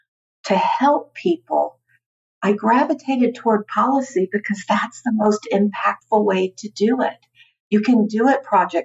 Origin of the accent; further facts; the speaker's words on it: Houston, Texas, United States; moved away as an adult; also born or lived in Washington, D.C.; I'm from Houston, Texas originally